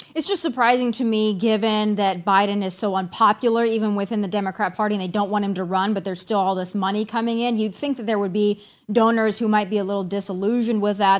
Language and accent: English; South Dakota, United States; now in Tennessee, United States; those of us who are born and raised in South Dakota are very familiar with Christy Nome